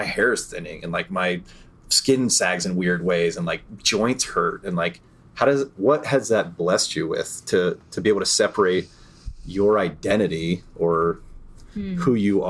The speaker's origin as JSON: {"language": "English", "region": "New York", "country": "United States", "said": "I'm from New York."}